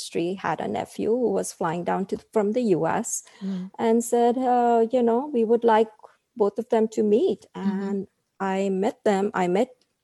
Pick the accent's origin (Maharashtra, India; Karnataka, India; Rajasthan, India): Maharashtra, India; Mumbai; moved away as an adult; now in United States; where I grew up in Bombay